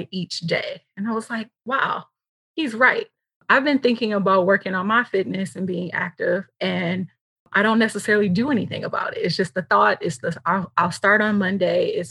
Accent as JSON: {"language": "English", "region": "Michigan", "country": "United States", "moved": "yes", "said": "I'm originally from Michigan"}